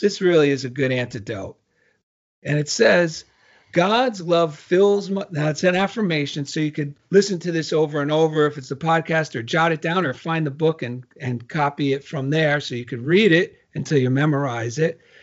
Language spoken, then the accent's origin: English; New Jersey, United States; I'm from New Jersey, and actually that's how you say journal in Jersey